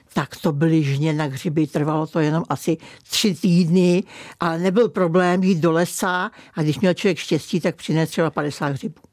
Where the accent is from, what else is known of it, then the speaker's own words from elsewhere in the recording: Kokořín, Central Bohemian Region, Czechia; No, tak já jsem přímo z Kokořínska a přímo z Kokořína. Takže já jsem vlastně v centru, eh, Kokořínské oblasti a jsem tam od narození